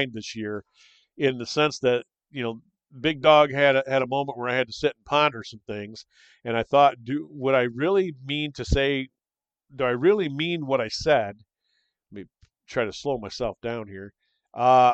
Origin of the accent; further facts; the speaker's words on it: Michigan, United States; also born or lived in Florida; But I still love my home state. I'm still a Michigander. I always will be.